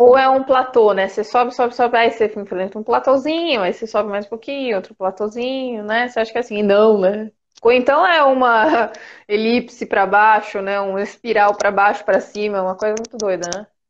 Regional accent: São José do Rio Preto, São Paulo, Brazil; moved away as an adult; now in São Paulo, Brazil; eu sou do interior, sou de São José do Rio Preto, bem longe daqui de São Paulo.

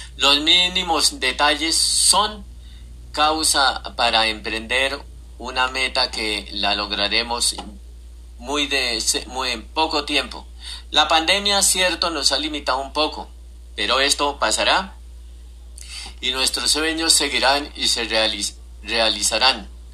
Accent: Bolívar, Santander, Colombia; moved away; also born or lived in Fusagasugá; mi patria chica como es el pueblo donde nací, Bolívar Santander

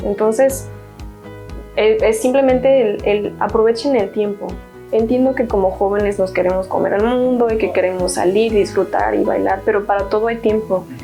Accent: Hidalgo, Mexico; moved away as an adult; also born or lived in Guanajuato, Mexico; now in London, United Kingdom; Soy mexicana, soy del estado de Hidalgo, pero estudié comercio internacional en la Universidad de Guanajuato

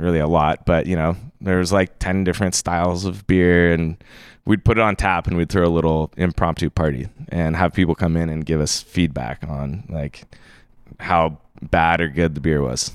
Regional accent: Bonners Ferry, Idaho, United States; moved away as an adult; also born or lived in Jacksonville, Florida; now in Bellingham, United States; I grew up in, uh, in North Idaho, in this little town called Bonner's Ferry

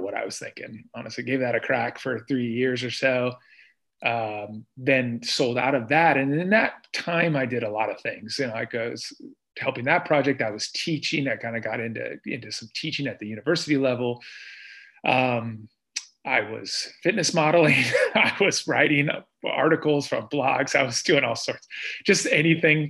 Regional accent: Iowa, United States; moved away as an adult; also born or lived in Columbus, Ohio; I'm from Iowa

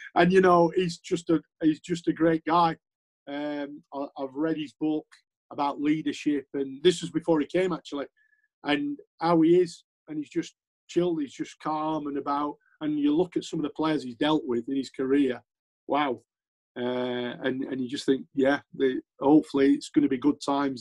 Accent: Yorkshire and the Humber, United Kingdom; I'm a Yorkshireman

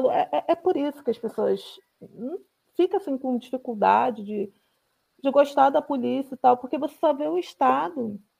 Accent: Rio de Janeiro, Brazil; E eu sou do Rio de Janeiro, né? Então, uhum. eu não, eu não sou de São Gonçalo, mas conheço muita gente que mora ali

